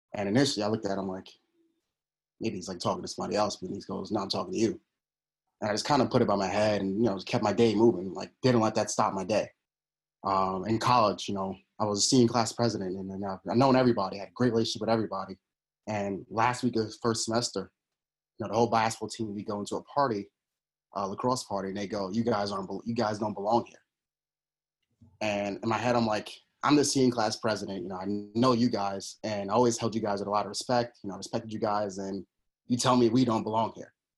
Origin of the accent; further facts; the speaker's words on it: New York City, New York, United States; I'm from Queens, New York. Uh, I grew up in the inner city of Queens